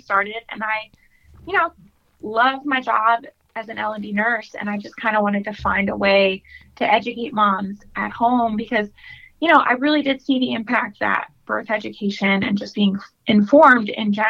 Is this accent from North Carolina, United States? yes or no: yes; Raleigh, North Carolina, United States; I am from Raleigh, North Carolina